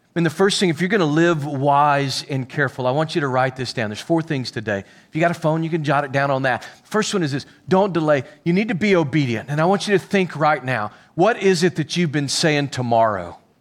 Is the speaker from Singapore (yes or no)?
no; Pickles Gap, Arkansas, United States; also born or lived in Little Rock, Arkansas; I'm from Pickles Gap, Arkansas